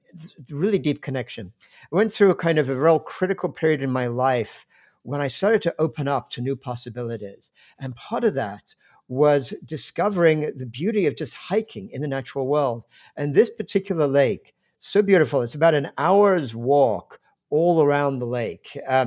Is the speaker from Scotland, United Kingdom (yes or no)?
no; London, United Kingdom; Because I grew up in England, in fact, in the suburbs of London